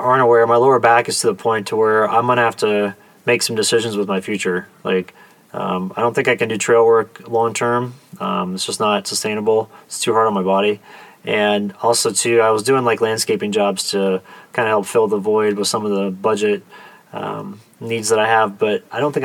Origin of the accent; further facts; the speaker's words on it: Kansas, United States; growing up in Kansas